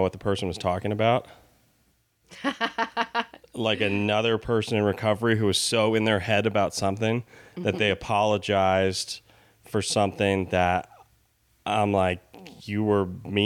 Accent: Albany, New York, United States; moved away as an adult; also born or lived in Los Angeles; I'm from Albany, New York

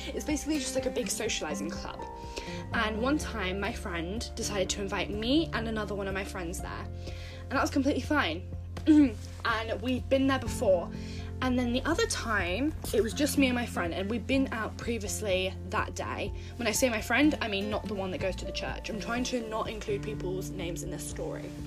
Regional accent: United Kingdom; I'm from Britain. I don't know if you can tell from my voice

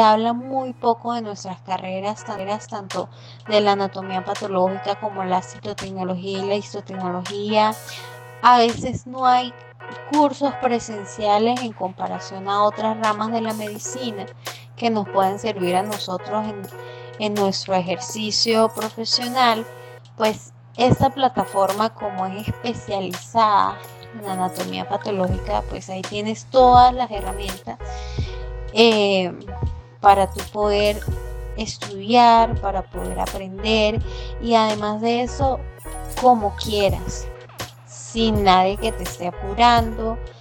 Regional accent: Venezuela; also born or lived in Cúcuta, Colombia / San Cristóbal, Venezuela; soy venezolana

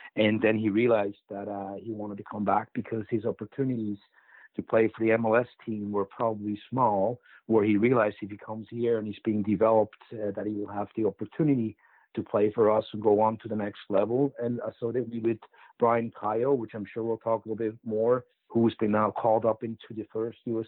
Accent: Switzerland; moved away; growing up in Switzerland

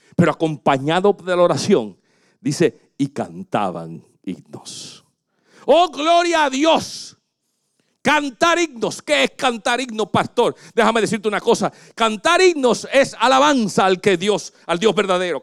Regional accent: Puerto Rico; Yo me crecí en Puerto Rico, pero mi familia era en Santo Domingo

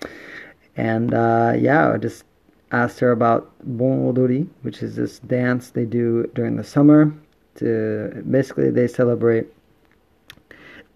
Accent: Jamaica; now in Itoshima, Japan; I'm Jamaican

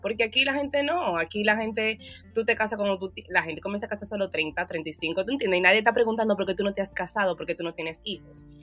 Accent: Dominican Republic; now in United States; como buena latina y buena dominicana

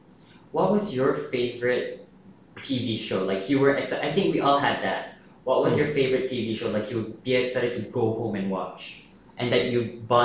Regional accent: Philippines; Mine was, I was kind of proud of being Filipino.

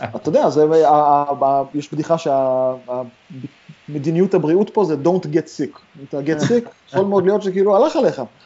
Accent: Haifa, Haifa District, Israel; moved away as an adult; also born or lived in Ramat Gan, Israel; now in San Francisco, United States; אני גדלתי בכרמל בחיפה

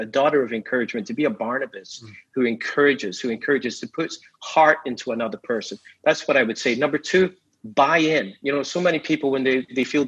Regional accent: Scotland, United Kingdom; I'm from Scotland, I say football, not soccer

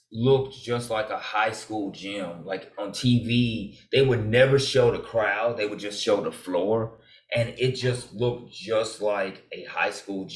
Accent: Memphis, Tennessee, United States; also born or lived in Southaven, Mississippi; I grew up in Memphis

